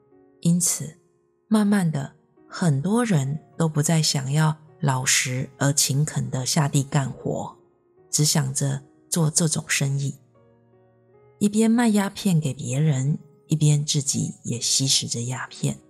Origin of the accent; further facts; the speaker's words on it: Myanmar; 我的故乡在一个缅甸非常偏僻的乡下，在那里呢，大多数的人连佛法是什么都不知道。尽管我们也拜佛，但只是一般的民间信仰罢了。